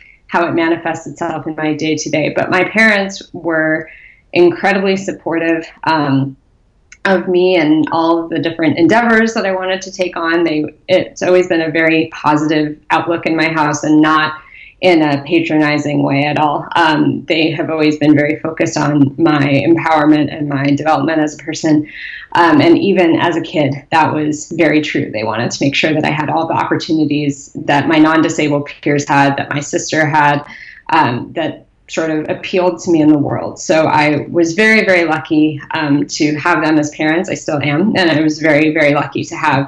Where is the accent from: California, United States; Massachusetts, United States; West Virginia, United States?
California, United States; Southern; I grew up in Southern California